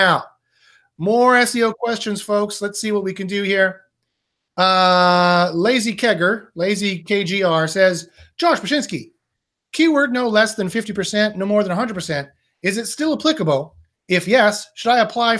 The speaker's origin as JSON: {"language": "English", "country": "Canada", "said": "I am Canadian"}